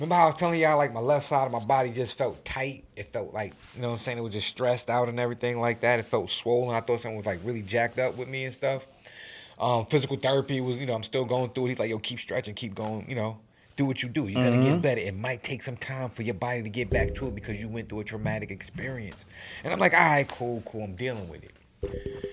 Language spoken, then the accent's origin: English; New York City, New York, United States; I grew up in New York City, you know what I'm saying, born in the 80s, raised in the 90s